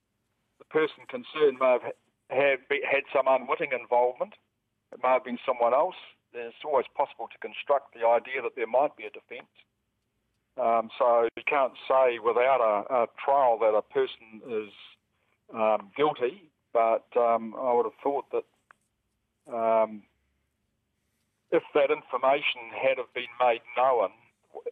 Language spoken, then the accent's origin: English; New Zealand; I'm a Kiwi